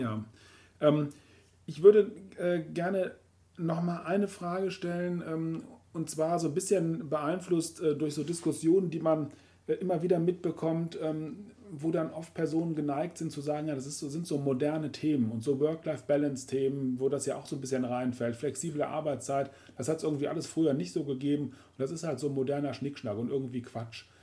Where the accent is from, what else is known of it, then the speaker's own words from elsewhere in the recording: Rhineland, Germany; bei uns im Rheinland